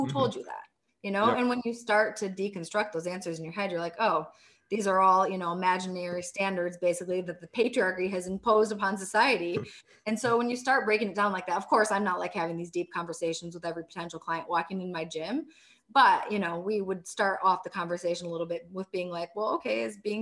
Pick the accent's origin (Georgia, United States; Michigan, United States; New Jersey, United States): Michigan, United States; Grand Rapids; moved away as an adult; also born or lived in Chile; this gym in my hometown, one bike ride away from me